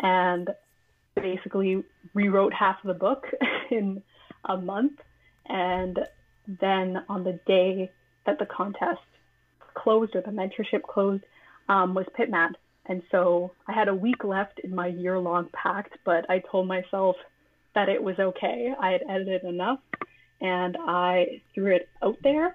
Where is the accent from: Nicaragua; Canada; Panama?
Canada; Toronto, Ontario; I'm from Toronto, but I wasn't living in Toronto at the time, and I was very, very homesick. And I wanted to immerse myself in the place that I grew up